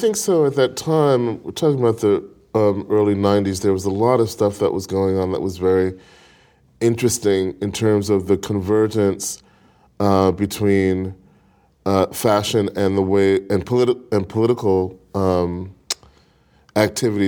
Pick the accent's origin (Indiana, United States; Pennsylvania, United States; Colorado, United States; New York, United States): New York, United States; New York City; I grew up in Brooklyn